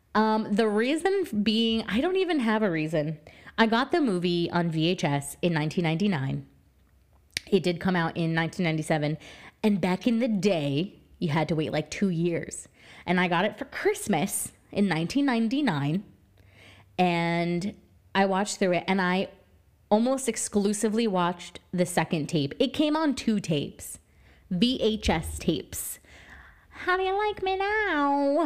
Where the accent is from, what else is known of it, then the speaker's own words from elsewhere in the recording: New Jersey, United States; I am from New Jersey